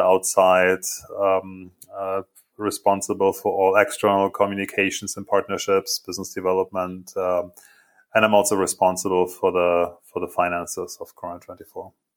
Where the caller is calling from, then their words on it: outside Munich, Bavaria, Germany; I'm calling from uh, my home office, um, which is uh, uh, a little bit outside of Munich